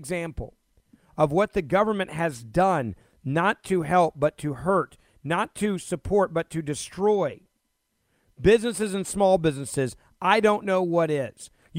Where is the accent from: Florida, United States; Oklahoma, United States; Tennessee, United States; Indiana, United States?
Tennessee, United States; Memphis; my hometown of Memphis, Tennessee